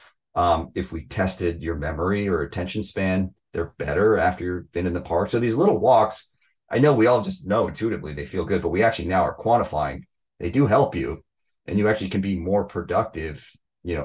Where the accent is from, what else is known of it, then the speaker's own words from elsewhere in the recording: outside Seattle, Washington, United States; I grew up outside Seattle